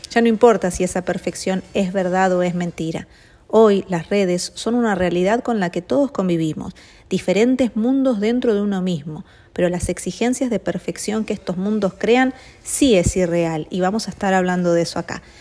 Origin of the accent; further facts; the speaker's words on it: Argentina; now in United States; nací en Argentina, pero vivo en Estados Unidos desde hace varios años.